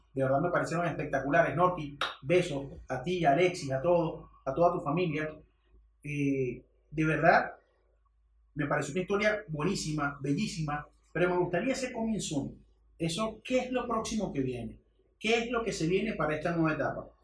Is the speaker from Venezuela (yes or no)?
yes; Venezuela